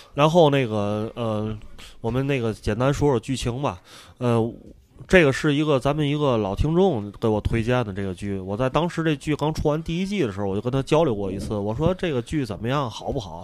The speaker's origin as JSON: {"language": "Chinese", "country": "China", "said": "跟我们中国人的意识形态差距甚远"}